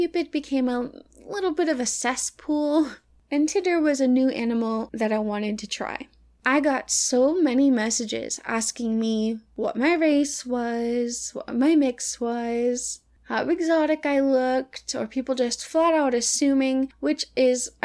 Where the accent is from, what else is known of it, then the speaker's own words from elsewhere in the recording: the South, United States; moved away; I'm from the South